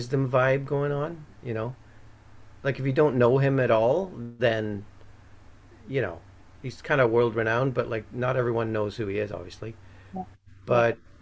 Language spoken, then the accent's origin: English; Ireland; now in Canada; I'm from Ireland